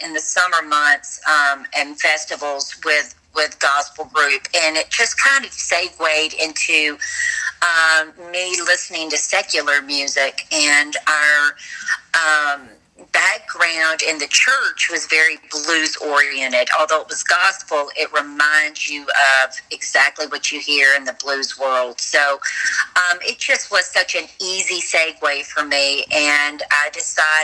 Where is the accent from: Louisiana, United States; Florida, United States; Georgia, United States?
Louisiana, United States; the Delta, southern United States; I grew up in the South, in the United States, down in the Delta area